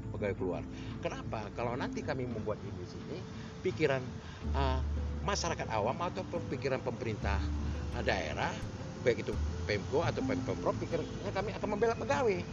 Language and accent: Indonesian; Medan, North Sumatra, Indonesia; ini tempat kelahiran aku